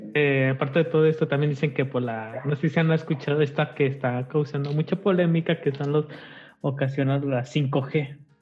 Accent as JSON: {"language": "Spanish", "region": "Guanajuato", "country": "Mexico", "said": "somos de aquí de Guanajuato"}